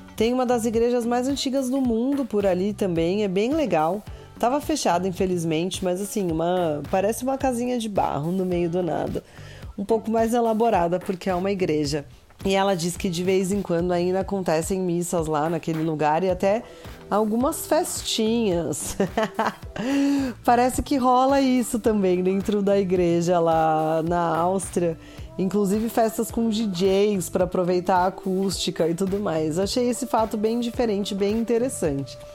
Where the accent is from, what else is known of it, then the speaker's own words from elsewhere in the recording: Brazil; pra gente aqui do Brasil